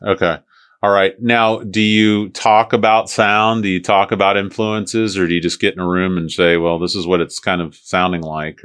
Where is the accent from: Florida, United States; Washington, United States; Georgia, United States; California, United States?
Florida, United States; St. Petersburg; I'm from St. Pete originally